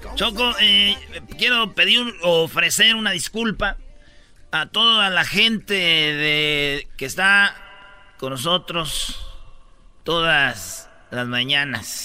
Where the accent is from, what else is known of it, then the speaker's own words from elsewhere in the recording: Jiquilpan, Michoacán, Mexico; moved away; mi pueblo, Jiquilpan, Michoacán